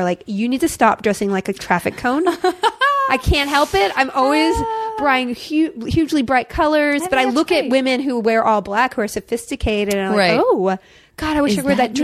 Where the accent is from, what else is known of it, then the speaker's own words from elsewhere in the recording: Austin, Texas, United States; also born or lived in Alabama / Mississippi / San Antonio, Texas; I was raised in the South where everything's 100 degrees.